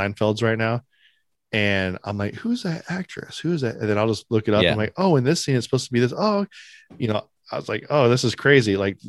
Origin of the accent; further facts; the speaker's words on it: Sacramento, California, United States; I'm from Sacktown, baby.